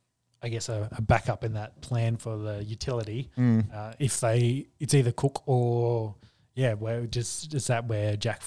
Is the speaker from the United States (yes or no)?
no; Queensland, Australia